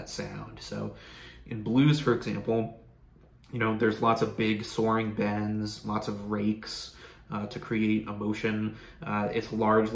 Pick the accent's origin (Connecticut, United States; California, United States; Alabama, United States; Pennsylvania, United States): Pennsylvania, United States; I grew up in Pennsylvania